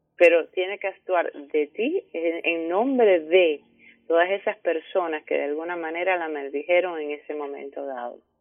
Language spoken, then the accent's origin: Spanish; Cuba; Cuba, que es de donde yo vengo